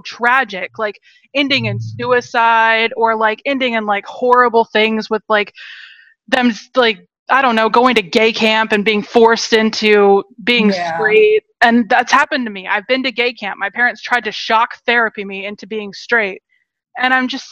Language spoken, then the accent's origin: English; Seattle, Washington, United States; also born or lived in Rock Hill, South Carolina; now in San Francisco, United States; I grew up in Seattle